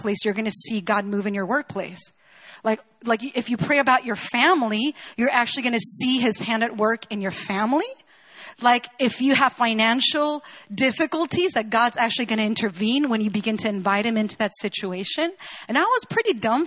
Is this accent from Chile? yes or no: yes; Chile; I was born and raised in Chile